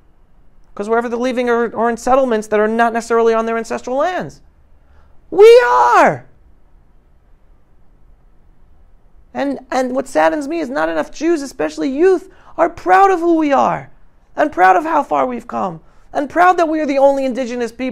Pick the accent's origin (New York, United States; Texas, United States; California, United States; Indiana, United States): New York, United States; New York City; moved away as an adult; now in Israel; I grew up in New York City